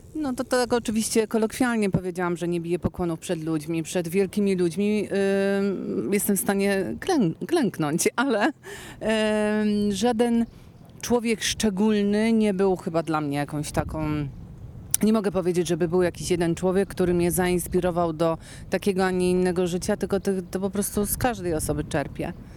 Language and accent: Polish; Kraków, Lesser Poland, Poland; jako krakowianka i śpiewająca krakowianka